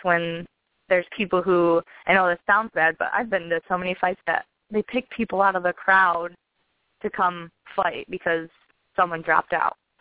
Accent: Michigan, United States; I'm from Michigan

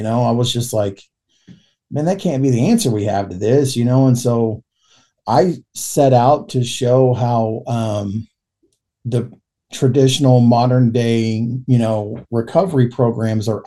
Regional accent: Yukon, Oklahoma, United States; I've lived all my life in Oklahoma. I grew up in Yukon, Oklahoma. So like I, you know, lived around the Oklahoma City metro area, and Yukon is just kind of a suburb of Oklahoma City.

